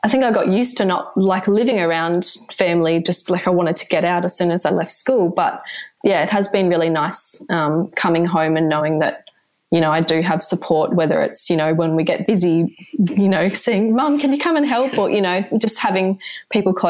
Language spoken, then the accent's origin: English; Sunshine Coast, Queensland, Australia; moved away as an adult; also born or lived in Sydney; I grew up on Queensland's Sunshine Coast in Australia. I was born there and raised there